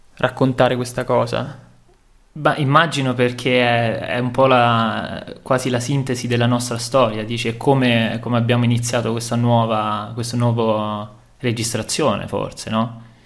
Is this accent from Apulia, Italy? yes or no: no; Montefiascone, Lazio, Italy; now in Berlin, Germany; sono nato a Montefiascone, che ho ventisei anni e che vivo a Berlino